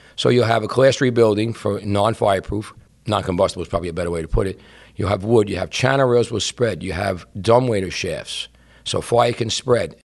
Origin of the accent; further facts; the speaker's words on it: New York City, New York, United States; I grew up in Brooklyn, and my building was like a U-shaped.